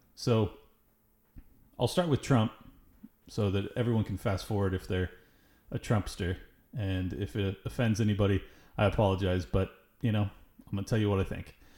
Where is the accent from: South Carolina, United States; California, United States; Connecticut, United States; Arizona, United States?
California, United States; Southern; I am born and raised in Southern California